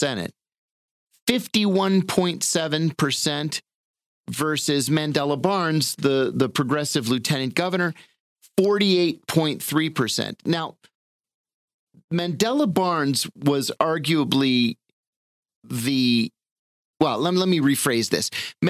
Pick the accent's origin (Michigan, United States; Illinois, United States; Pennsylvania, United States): Pennsylvania, United States; I'm from Pennsylvania